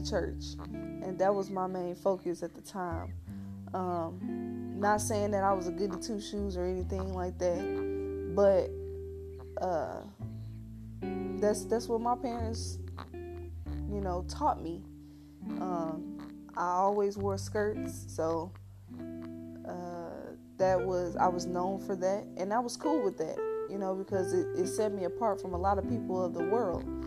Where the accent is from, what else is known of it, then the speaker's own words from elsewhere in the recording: St. Louis, Missouri, United States; I grew up in St. Louis, went to the V, that stands for Vashon